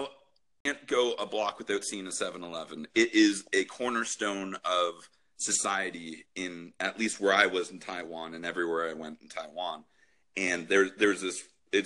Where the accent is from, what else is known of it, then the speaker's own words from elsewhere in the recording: Canada; now in Oakville, Canada; as a Canadian